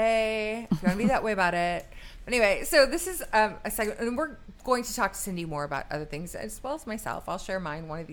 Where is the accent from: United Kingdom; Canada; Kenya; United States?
United States; the North; I'm from the North.